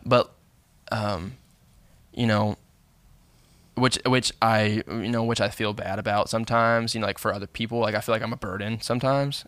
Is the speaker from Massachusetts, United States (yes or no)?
no; Bowling Green, Kentucky, United States; moved away; growing up in Bowling Green